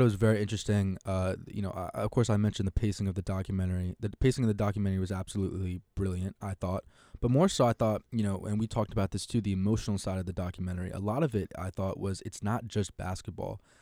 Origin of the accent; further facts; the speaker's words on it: Connecticut, United States; I'm from Connecticut